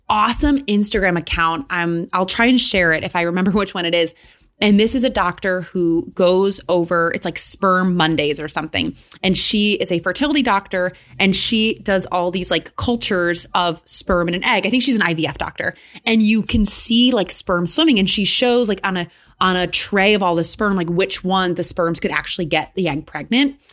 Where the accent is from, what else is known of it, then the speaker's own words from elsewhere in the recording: Michigan, United States; now in New York, United States; I grew up in Michigan where, like, there's a lot of Catholic people where I grew up.